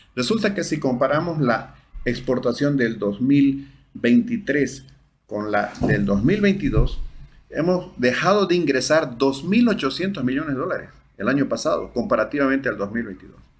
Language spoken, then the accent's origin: Spanish; Bolivia; todos somos bolivianos